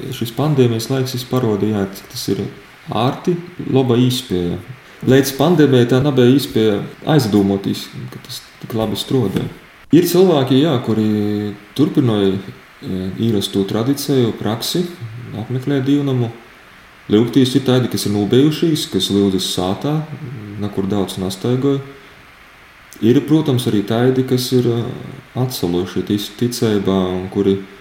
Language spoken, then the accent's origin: Latvian; Daugavpils, Latgale, Latvia; Es pats nāku no Daugopils, dzimto pilsēta Daugopils